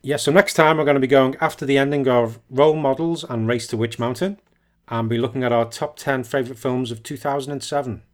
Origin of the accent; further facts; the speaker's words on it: United Kingdom; I'm a, I'm a British.